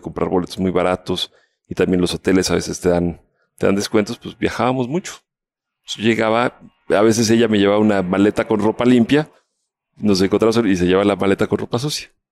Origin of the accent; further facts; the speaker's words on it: Mexico City, Mexico; moved away as an adult; also born or lived in Colombia / Palo Alto, United States; Vivía en la Ciudad de México, yo soy mexicano, nacido de aquí